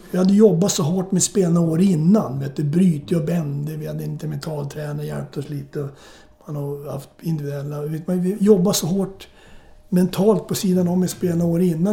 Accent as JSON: {"language": "Swedish", "town": "Morjärv", "region": "Norrbotten County", "country": "Sweden", "tie": "born or raised there", "also_born_or_lived": "Södertälje, Sweden / St. Louis, United States", "moved": "yes", "lives_now": "Sörmland, Sweden", "said": "jag föddes upp i Norrbotten. Min farsa jobbade i skogen"}